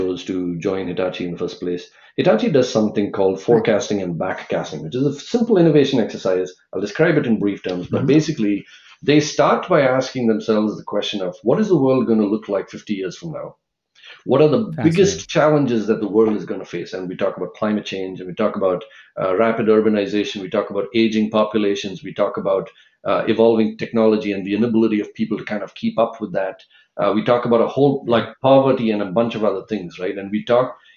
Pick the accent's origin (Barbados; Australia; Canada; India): India; now in San Francisco Bay Area, United States; I grew up in India